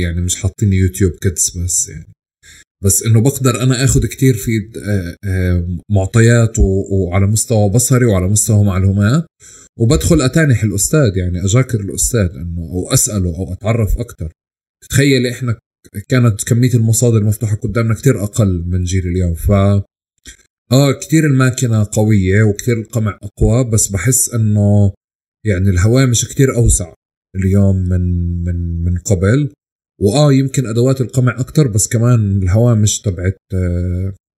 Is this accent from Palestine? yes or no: yes; Palestine; also born or lived in Bahrain; أنا آه، ربيت في فلسطين نشأت في فلسطين كبرت فيها